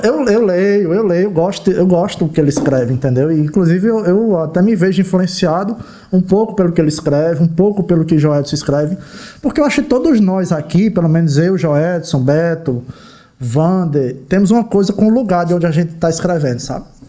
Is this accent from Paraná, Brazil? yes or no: no; Ceará, Brazil; moved away; also born or lived in João Pessoa, Paraíba; Eu sou de Ceará, eu cresci lá